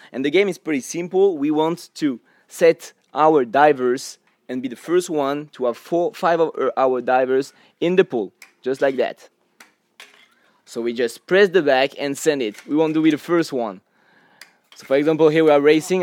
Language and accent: English; France; I come from France.